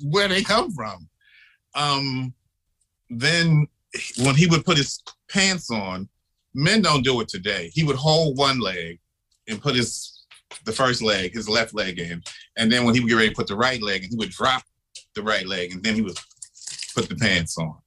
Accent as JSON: {"language": "English", "town": "Philadelphia", "region": "Pennsylvania", "country": "United States", "tie": "born or raised there", "also_born_or_lived": "Harlem, New York", "moved": "yes", "lives_now": "New York, United States", "said": "I was born and raised in Philadelphia. I grew up in the projects when they were new"}